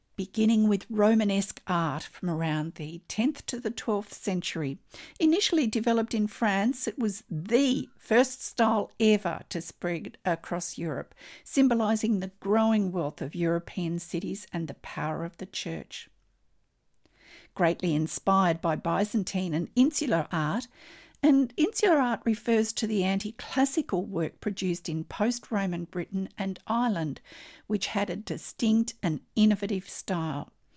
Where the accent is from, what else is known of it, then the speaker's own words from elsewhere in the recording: Australia; I'm an Australian textile artist